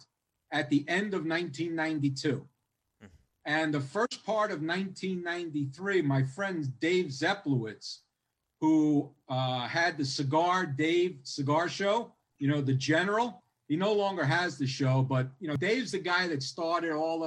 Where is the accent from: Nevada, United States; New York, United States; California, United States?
New York, United States; New York City; I'm from Howard Beach.